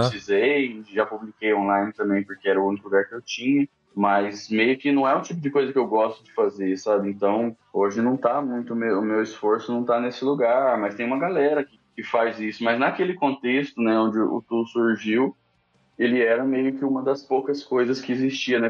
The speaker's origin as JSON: {"language": "Portuguese", "town": "Uberlândia", "region": "Minas Gerais", "country": "Brazil", "moved": "yes", "said": "eu morava em Uberlândia, né, interior de Minas Gerais, que é de onde eu venho."}